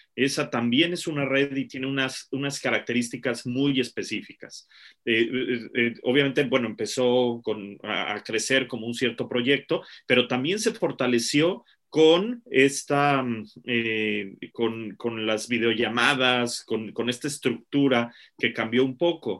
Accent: Mexico; now in United Kingdom; estamos viviendo como mexicanos en el extranjero

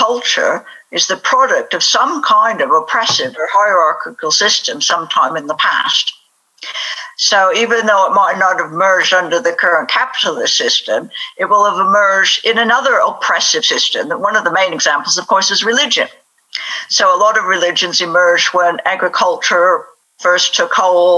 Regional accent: United States; now in United Kingdom; I'm American

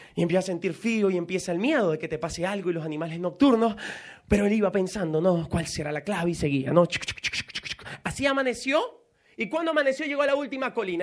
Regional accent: Venezuela; moved away as an adult; also born or lived in United States; me he devuelto a Venezuela

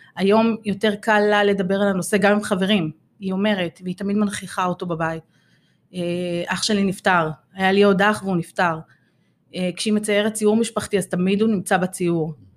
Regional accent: Ramla, Central District, Israel; בת שלושים ושש, הגעתי מרמלה

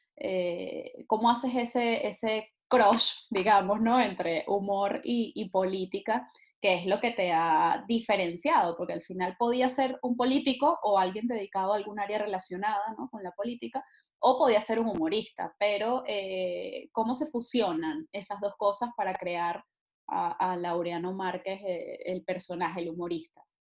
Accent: Venezuela; moved away

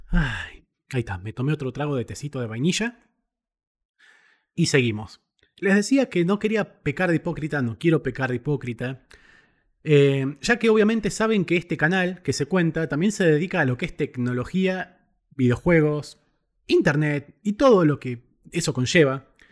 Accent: Argentina; en mi país

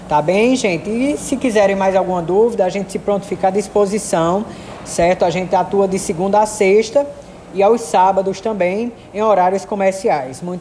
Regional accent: Juazeiro do Norte, Ceará, Brazil; né? Eu sou residente aqui de Juazeiro do Norte, minha cidade natal.

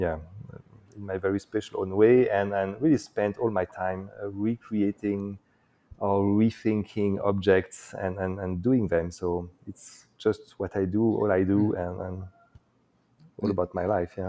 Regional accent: eastern France, France; also born or lived in Morocco; I was born actually in uh, the eastern part of France, very close to uh, to Switzerland

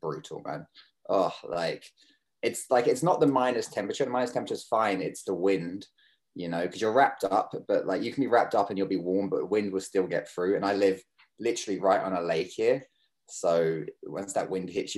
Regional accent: Kerry, Munster, Ireland; accent: kind of weird accent; moved away as an adult; also born or lived in London; now in Toronto, Canada; I grew up in Kerry

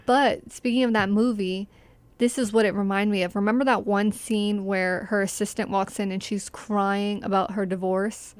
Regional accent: Arlington, Virginia, United States; my hometown

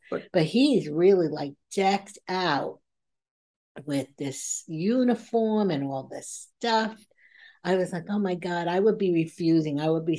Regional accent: United States

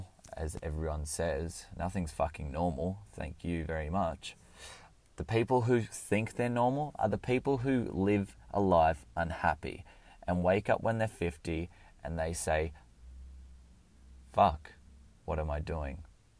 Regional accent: Canberra, Australian Capital Territory, Australia; born there; I was born in Canberra, in the ACT in Australia. I lived there for a few years.

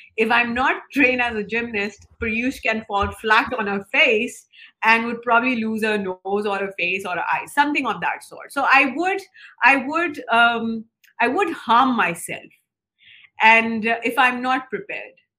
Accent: Lahore, Punjab, Pakistan; now in Islamabad, Pakistan; I was born in Lahore. Um, it's it's a, it's a very it's a cultural one of the cultural hubs in Pakistan

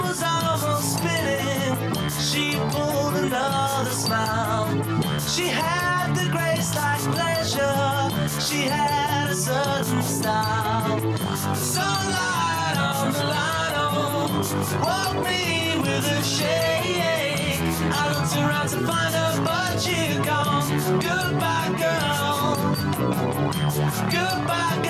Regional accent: Scotland, United Kingdom; I'm Scottish

